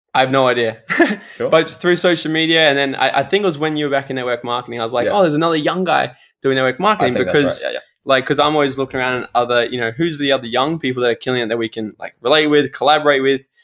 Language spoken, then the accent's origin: English; Gold Coast, Queensland, Australia; here from the Gold Coast, my hometown